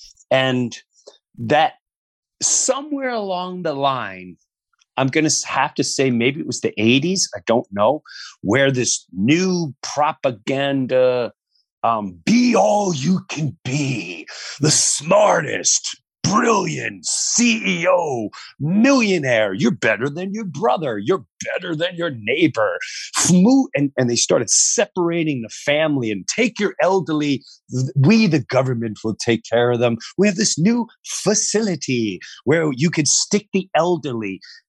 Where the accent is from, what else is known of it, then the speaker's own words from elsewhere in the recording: New York, United States; I remember growing up in Long Island and it was all about, it was still a village mentality.